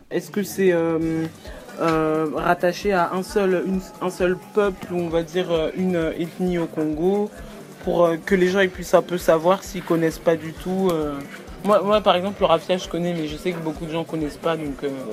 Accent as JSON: {"language": "French", "country": "France", "tie": "born or raised there", "said": "J'ai 22 ans, j'ai grandi en France"}